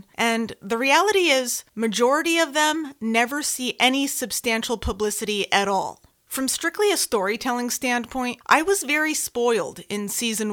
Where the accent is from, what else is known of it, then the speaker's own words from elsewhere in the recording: Bristol, Connecticut, United States; I am born and raised in Bristol, Connecticut.